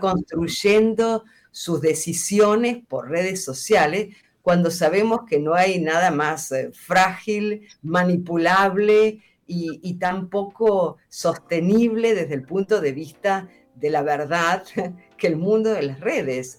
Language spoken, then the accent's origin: Spanish; central Argentina, Argentina; la realidad de donde yo vengo, que es de Argentina, y vengo de una zona donde es muy fuerte, por ejemplo, la producción agroindustrial